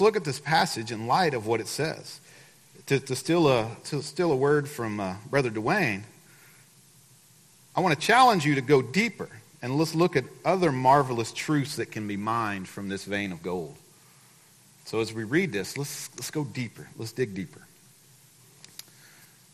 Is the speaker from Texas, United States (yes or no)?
yes; Livingston, Texas, United States; I grew up in Livingston. And for the better part of my life, I lived on Lake Livingston